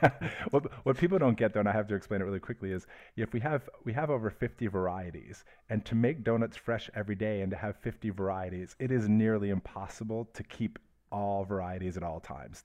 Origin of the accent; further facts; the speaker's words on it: Detroit, Michigan, United States; also born or lived in Miami / Los Angeles / Atlanta / Boston; now in California, United States; grew up in uh, Detroit suburbs